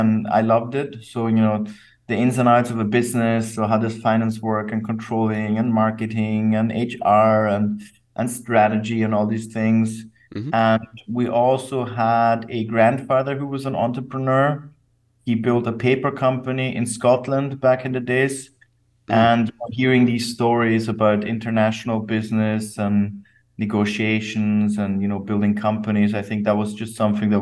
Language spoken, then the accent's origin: English; Salzburg, Austria; now in Vienna, Austria; I grew up in Salzburg, Austria, the center of Europe